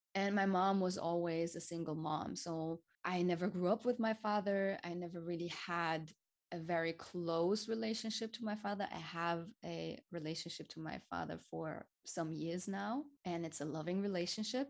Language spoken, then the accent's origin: English; Hamburg, Germany; I was born and raised in Hamburg. It's a city in the north of Germany